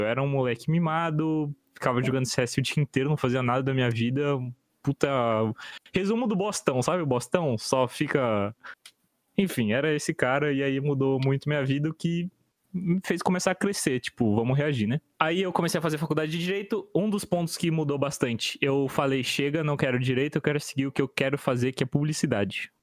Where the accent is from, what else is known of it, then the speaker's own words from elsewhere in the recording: São Paulo, Brazil; also born or lived in Curitiba; eles mudaram para São Paulo quando eu tinha quatro anos.